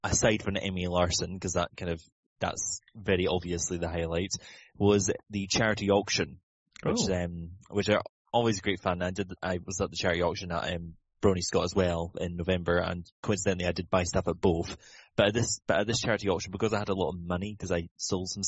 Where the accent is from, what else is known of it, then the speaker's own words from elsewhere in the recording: Inverness, Scotland, United Kingdom; I was flying away from Inverness, my hometown, to Amsterdam